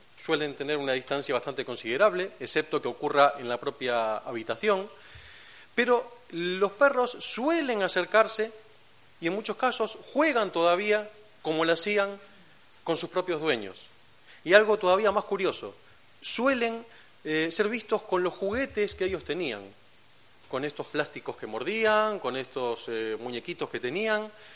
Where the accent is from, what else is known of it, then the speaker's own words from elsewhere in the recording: Buenos Aires, Argentina; accent: Argentine; moved away as an adult; now in Cantabria, Spain; por mi acento, se habrán dado cuenta, soy argentino, de, Buenos Aires. Eh, hace cinco años que trabajo y vivo aquí en España